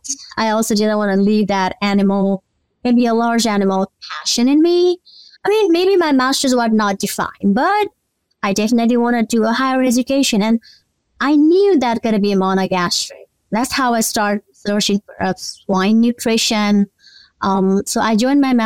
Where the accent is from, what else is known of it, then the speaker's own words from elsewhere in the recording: Nepal; moved away as an adult; now in Mississippi, United States; I was born and raised in Nepal